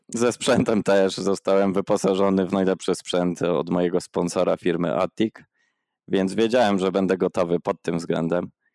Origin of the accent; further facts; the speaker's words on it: Przemyśl, Subcarpathian Voivodeship, Poland; now in Oslo, Norway; pochodzę z Przemyśla, mieszkaliśmy zaraz koło parku miejskiego